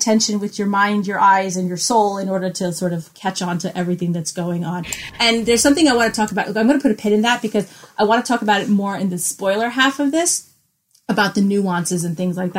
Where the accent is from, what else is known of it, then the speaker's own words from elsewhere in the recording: New York, United States; I'm from New York